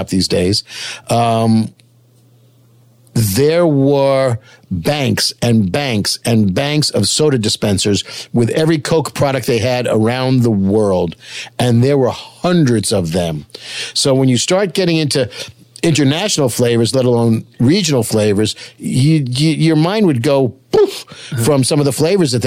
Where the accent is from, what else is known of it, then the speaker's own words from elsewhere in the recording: Long Island, New York, United States; I'm from Long Island